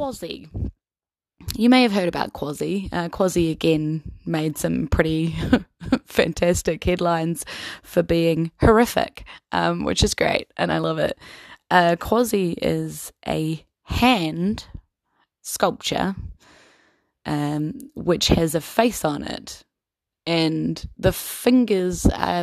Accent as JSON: {"language": "English", "region": "Wellington", "country": "New Zealand", "tie": "born or raised there", "said": "I live in the capital city here in Wellington of New Zealand."}